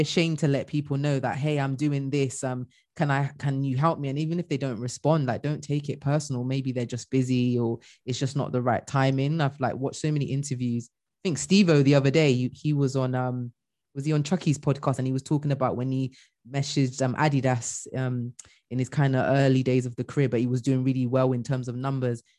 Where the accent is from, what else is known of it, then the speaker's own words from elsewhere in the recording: Bristol, South West England, United Kingdom; i'm originally from mm. bristol like bristol